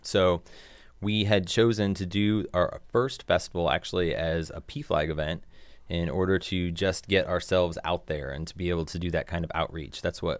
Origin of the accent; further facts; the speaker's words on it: Hobart, Indiana, United States; It is not my hometown, no. I actually am from Hobart, up in Northwest Indiana. And so I came down to this area to go to college